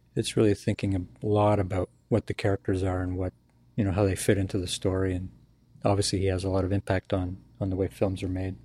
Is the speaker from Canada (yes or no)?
yes; Canada; moved away as an adult; also born or lived in Ireland / New York / Burbank; I'm a Canadian citizen